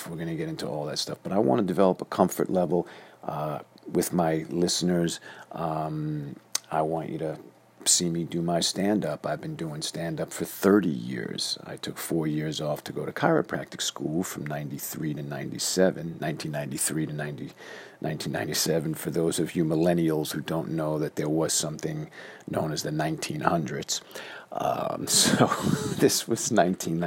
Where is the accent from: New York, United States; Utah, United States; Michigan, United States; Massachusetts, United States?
New York, United States; New York City; now in North Hollywood, United States; I am born and raised in Flushing, Queens, New York.